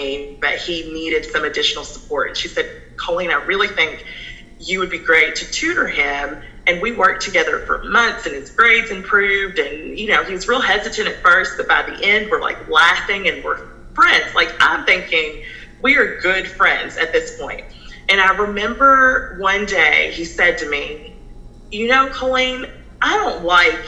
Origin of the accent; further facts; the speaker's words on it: San Antonio, Texas, United States; moved away; also born or lived in California / Cynthiana, Kentucky; we moved to Texas, San Antonio, Texas, where my mom's family is from. My mom was born and raised there. And so when I lived in Texas, I grew up in a mostly white and Hispanic school.